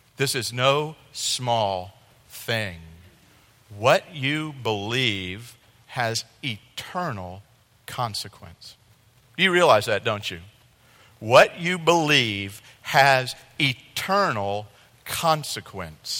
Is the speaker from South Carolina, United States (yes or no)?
yes; Columbia, South Carolina, United States; moved away; also born or lived in Southeast Missouri; I'm from South Carolina. I can put on one of the little native stickers. I was born in Columbia.